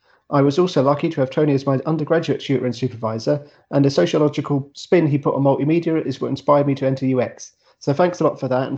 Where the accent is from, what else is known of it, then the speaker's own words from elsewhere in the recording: London, United Kingdom; I grew up in Newham, which is the sort of UEL's area